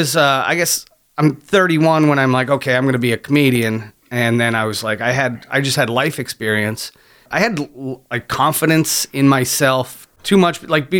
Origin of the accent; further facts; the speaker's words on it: Niagara-on-the-Lake, Ontario, Canada; moved away; also born or lived in London, Ontario; I grew up in Niagara Lake. Just around the Golden Horseshoe from Hamilton.